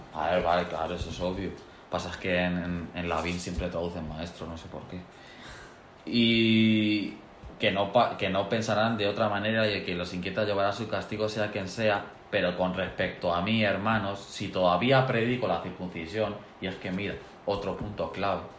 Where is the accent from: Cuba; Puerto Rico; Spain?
Spain; Yo como español